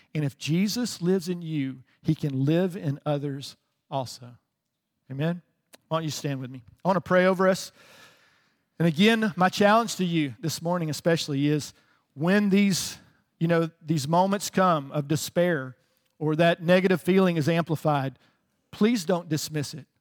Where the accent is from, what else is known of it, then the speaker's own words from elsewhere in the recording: the South, United States; I grew up in the South